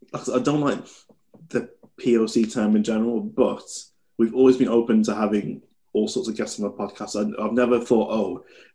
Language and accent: English; United Kingdom; I'm British